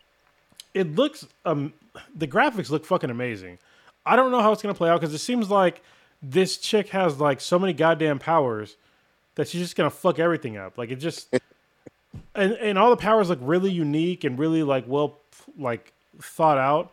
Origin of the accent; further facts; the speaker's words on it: United States; first language English; I'm an American.